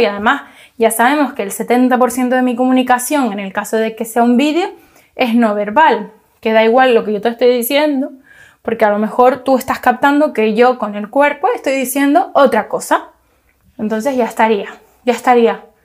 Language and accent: Spanish; Canary Islands, Spain; yo soy canaria